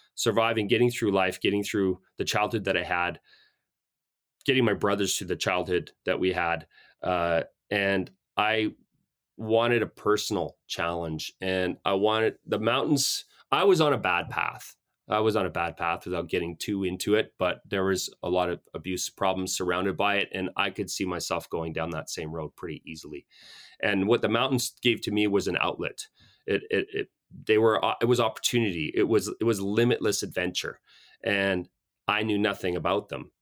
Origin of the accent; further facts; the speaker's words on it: Calgary, Alberta, Canada; now in Canmore, Canada; I grew up in Calgary, uh, French Canadian family